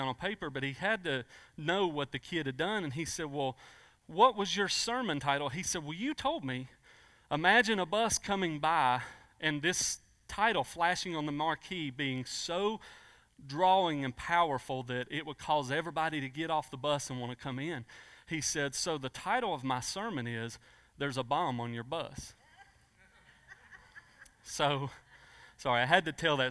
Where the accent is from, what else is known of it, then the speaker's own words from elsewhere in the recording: United States; so I grew up in Pulaski County. I'm a Pulaski County native.